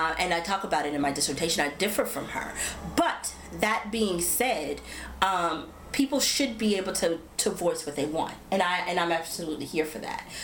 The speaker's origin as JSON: {"language": "English", "country": "United States", "said": "being American"}